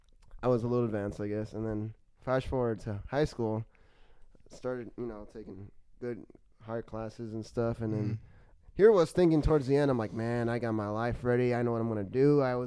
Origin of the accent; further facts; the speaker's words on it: Texas, United States; That's my hometown.